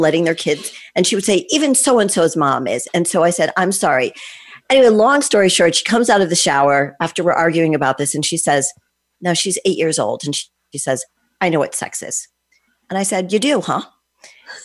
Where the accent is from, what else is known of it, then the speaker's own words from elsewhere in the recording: Connecticut, United States; I grew up in Connecticut